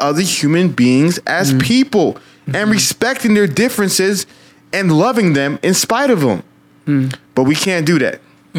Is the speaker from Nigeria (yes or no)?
yes; Nigeria; now in United States; I'm Nigerian.